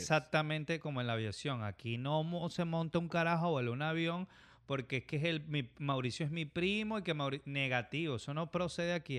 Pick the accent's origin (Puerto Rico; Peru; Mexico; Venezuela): Venezuela; Caracas, Capital District; moved away as an adult; now in United States; nosotros nos criamos en, en Manzanar, en, en Caracas